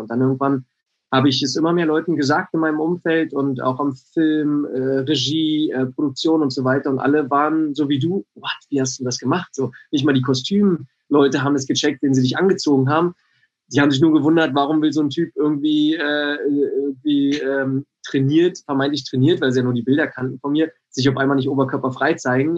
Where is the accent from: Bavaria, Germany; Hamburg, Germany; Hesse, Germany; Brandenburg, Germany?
Brandenburg, Germany; Bad Freienwalde; moved away; ich komm aus Brandenburg, aus äh, wirklich einer, äh, aus Bad Freienwalde